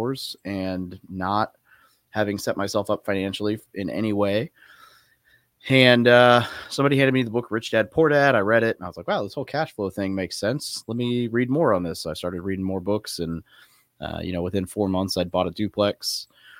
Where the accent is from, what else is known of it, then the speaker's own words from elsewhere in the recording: Little Rock, Arkansas, United States; moved away as an adult; also born or lived in California; I was born in Cali, but I grew up in Little Rock, Arkansas